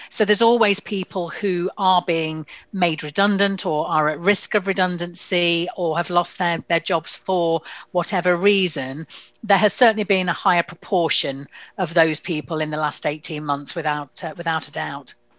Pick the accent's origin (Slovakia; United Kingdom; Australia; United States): United Kingdom; we use being terribly British and polite about it